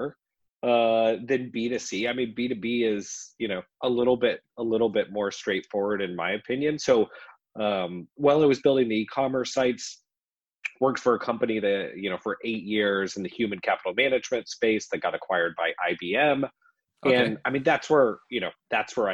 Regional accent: Lincoln, Nebraska, United States; moved away as an adult; now in Nashville, United States; I'm originally from Lincoln, Nebraska, live in Nashville now, but spent, you know, we've only been in Nashville for a few years. So that's where I grew up

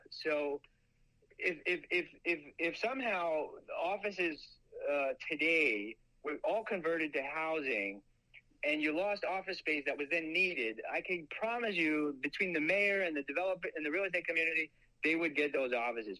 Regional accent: Long Island, New York, United States; I would grow up on Long Island

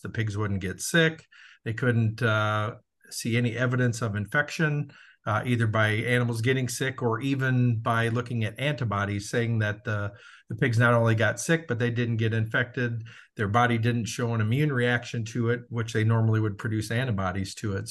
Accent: Southern Minnesota, United States; moved away; also born or lived in Iowa; born and raised in Southern Minnesota

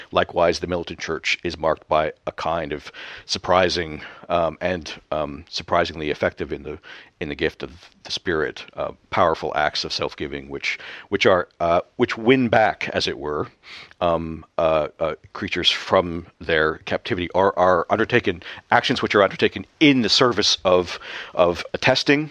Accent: Canada; moved away; back home in Canada

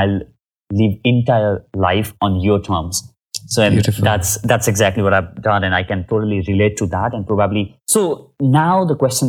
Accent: Nepal; I come from Nepal.

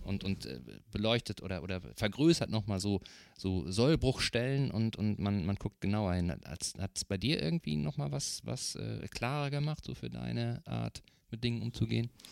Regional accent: North Rhine-Westphalia, Germany; now in Eckernförde, Germany; ich komme ursprünglich aus Nordrhein-Westfalen

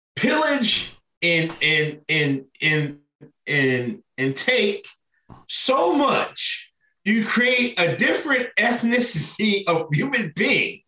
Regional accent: Exton, Pennsylvania, United States; I'm from Exton, fucking Pennsylvania

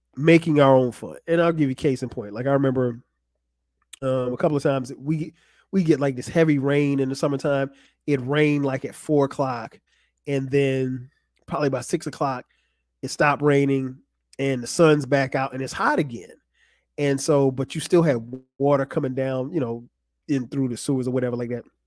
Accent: Florence, South Carolina, United States; moved away as an adult; also born or lived in New Jersey; now in Atlanta, United States; Florence, South Carolina, where I grew up.

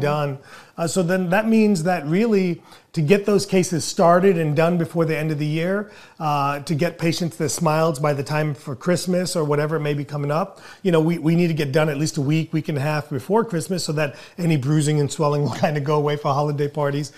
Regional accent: India; moved away; as an Indian, as an immigrant

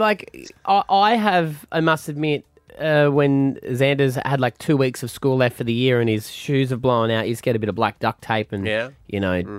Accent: Queensland, Australia; growing up in Queensland

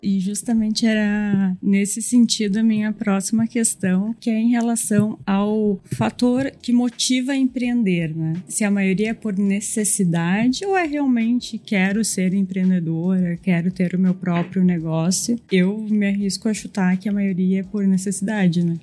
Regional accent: Rio Grande do Sul, Brazil; accent: Rio Grande do Sul (gaúcho); nosso sotaque entrega muito, né? Não tem como a gente não dizer que é do Rio Grande do Sul.

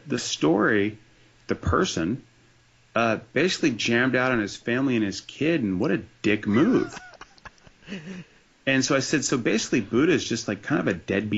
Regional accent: New Jersey, United States; It's Jersey represent, man. I'm a proud citizen

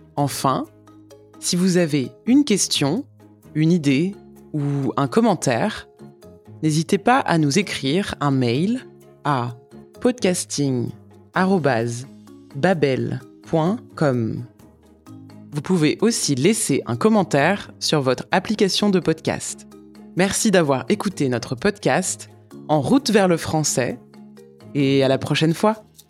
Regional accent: France; Je suis française

